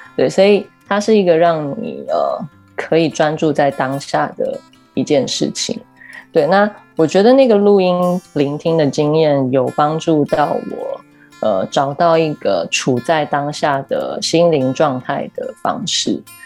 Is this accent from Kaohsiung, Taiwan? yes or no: no; Keelung, Taiwan; moved away as an adult; also born or lived in Taipei; 基隆是我生长的地方嘛，我， 我一直到十八岁才离开基隆，然后搬到台北